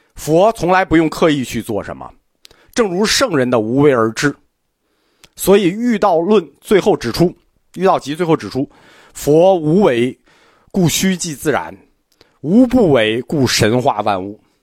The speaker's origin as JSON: {"language": "Chinese", "country": "China", "said": "我们中国人"}